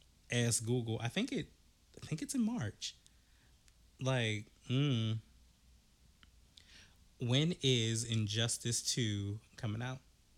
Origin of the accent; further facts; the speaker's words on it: East Coast, United States; We are from the East Coast, but Sue and Trey, which are Stage 30, are from the West Coast.